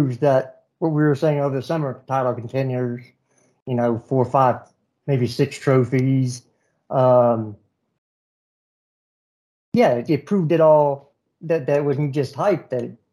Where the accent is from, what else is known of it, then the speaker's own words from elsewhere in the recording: United States; me being American